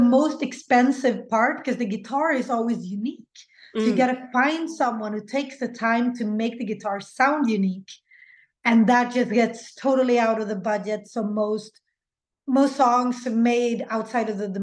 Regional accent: Sweden; English is a second language; My parents are Latin American, but they didn't teach me Spanish. So I had to learn in school with the Swedish kids

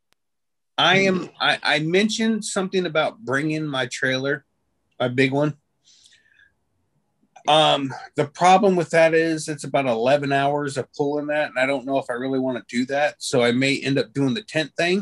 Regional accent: Florida, United States; I'm from Florida

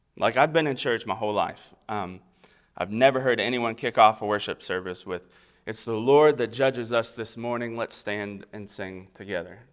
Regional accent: Versailles, Kentucky, United States; also born or lived in Florida; now in East Tennessee, United States; So, I was born in Florida. Um, I grew up in Kentucky. I'm raising my family in East Tennessee

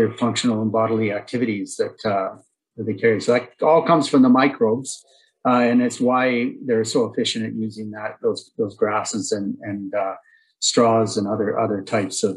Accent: Innisfail, Alberta, Canada; I grew up in a town on a farm, a mixed cow-calf operation just outside of Innisfail

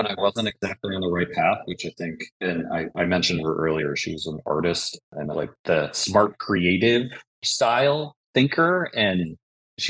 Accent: Buffalo, New York, United States; I'm from Buffalo

